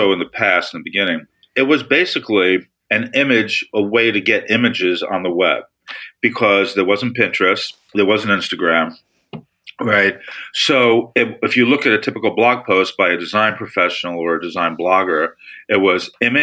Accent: New York City, New York, United States; I came from Brooklyn

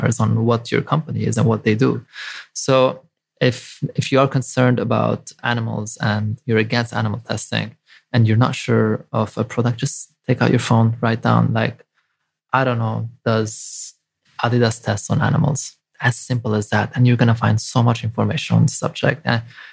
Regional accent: Lebanon; moved away; I grew up in Lebanon.

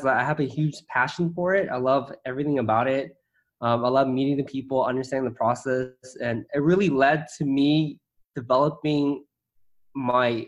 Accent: San Gabriel, California, United States; also born or lived in Irvine; I grew up in San Gabriel in LA, a suburb

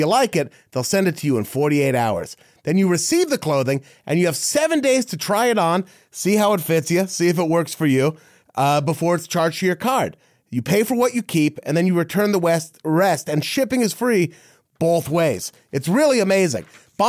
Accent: Dallas, Texas, United States; See, for him, it's like I'm from the Dallas Fort Worth area kind of thing.

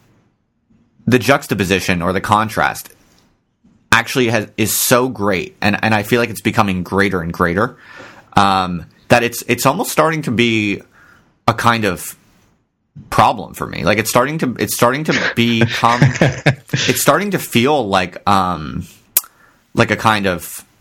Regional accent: Ocean Township, New Jersey, United States; I'm from Ocean Township, New Jersey

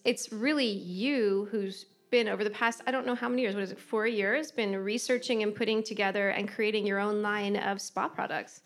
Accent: United States; accent: American; my American accent

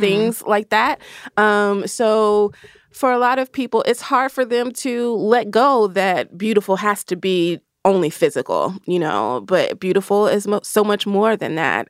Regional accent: the South, United States; I'm from the South

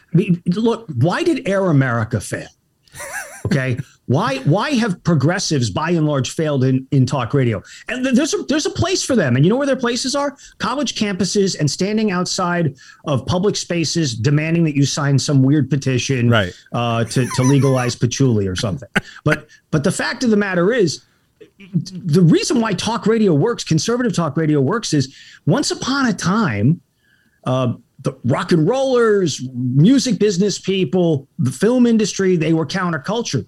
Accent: El Paso, Texas, United States; moved away as an adult; also born or lived in Boston / New York City / Los Angeles; I grew up in El Paso, Texas

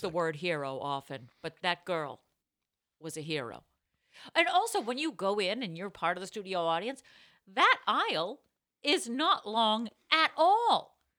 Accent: Utah, United States; I'm from Utah and I can't feel my feet.

